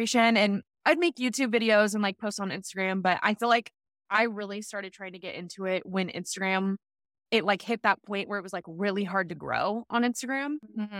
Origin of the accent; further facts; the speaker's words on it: California, United States; moved away as an adult; now in Los Angeles, United States; I was like, I need to, not that there's anything wrong with my hometown. Like, I love Northern California, but I had lived, I've been there for 18 years.